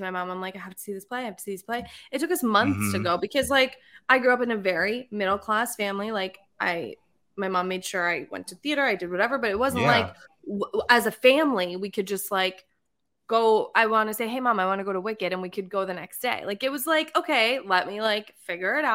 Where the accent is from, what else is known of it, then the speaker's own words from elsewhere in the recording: Norwalk, Connecticut, United States; I am from Norwalk